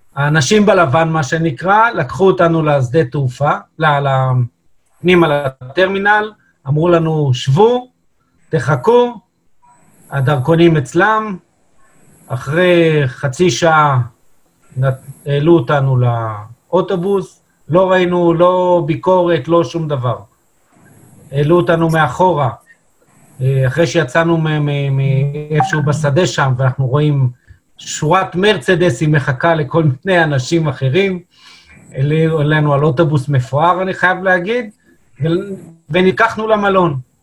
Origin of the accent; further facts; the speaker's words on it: Israel; אנחנו כישראלים